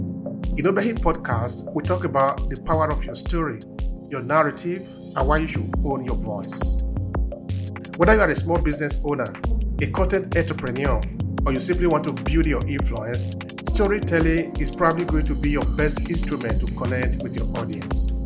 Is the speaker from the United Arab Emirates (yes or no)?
no; Nigeria; now in Verona, Italy; I am from Nigeria, from the giant of Africa, who we like to call ourselves. But I've been living in Verona for some years now, since 2004.